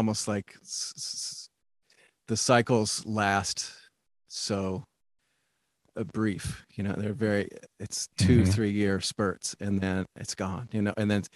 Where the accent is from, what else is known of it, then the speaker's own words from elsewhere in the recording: Little Rock, Arkansas, United States; now in Oakland, United States; I'm originally from Little Rock, Arkansas